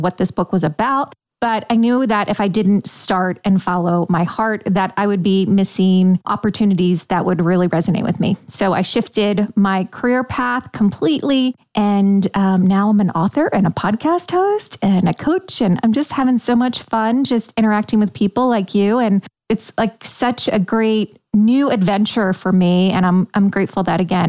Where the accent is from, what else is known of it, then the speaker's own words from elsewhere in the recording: Delaware, United States; moved away as an adult; also born or lived in New York / Manhattan, New York; now in St. Augustine, United States; I was born in New York, raised in Delaware, and then spent most of my adult life in Manhattan or in the boroughs, Queens, Long Island.